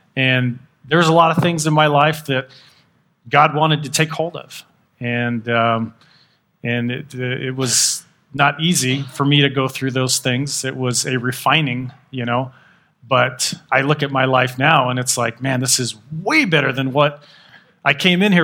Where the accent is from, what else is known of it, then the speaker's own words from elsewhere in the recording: Texas, United States; now in Utah, United States; I'm from Texas